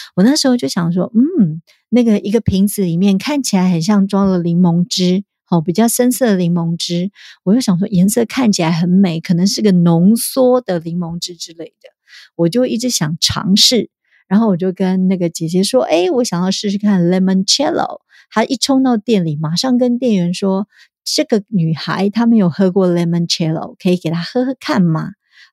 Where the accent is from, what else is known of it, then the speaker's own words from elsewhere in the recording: Taiwan; 我们台湾人